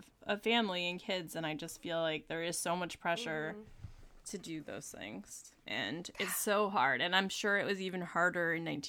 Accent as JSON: {"language": "English", "region": "New Jersey", "country": "United States", "said": "Yeah, I'm from New Jersey, so."}